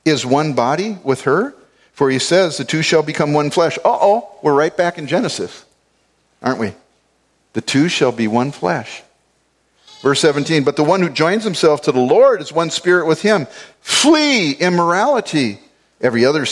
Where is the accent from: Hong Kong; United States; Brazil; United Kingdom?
United States; Saint Paul, Minnesota; where are you from? And I say, St. Paul